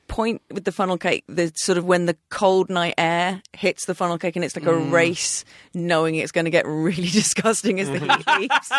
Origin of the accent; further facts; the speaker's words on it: England, United Kingdom; I'm an English person.